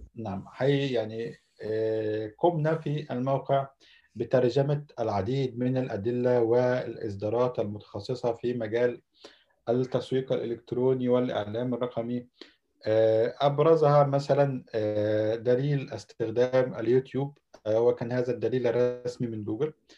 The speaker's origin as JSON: {"language": "Arabic", "town": "Alexandria", "region": "Alexandria Governorate", "country": "Egypt", "tie": "born or raised there", "moved": "as an adult", "lives_now": "Istanbul, Turkey", "said": "مصري من مواليد الاسكندريه"}